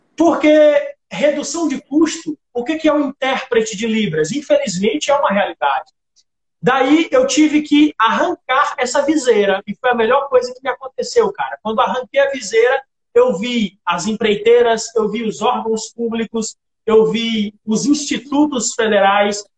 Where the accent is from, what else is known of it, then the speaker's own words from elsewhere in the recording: Imperatriz, Maranhão, Brazil; now in Parauapebas, Brazil; eu cheguei em Parauapebas no ano de 2007, sou natural de Imperatriz